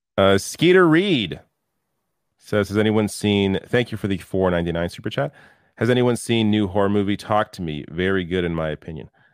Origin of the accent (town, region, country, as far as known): Canada